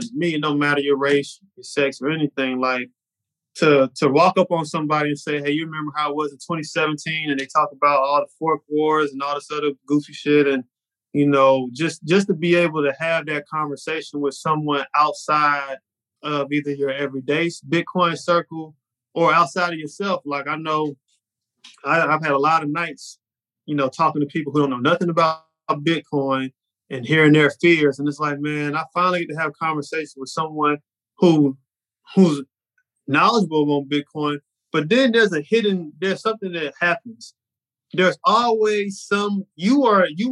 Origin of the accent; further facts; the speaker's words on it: Charlotte, North Carolina, United States; I'm in Miami and I'm from Charlotte.